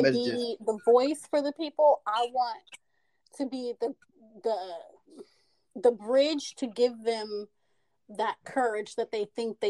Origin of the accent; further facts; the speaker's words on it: Oklahoma, United States; I'm from Oklahoma.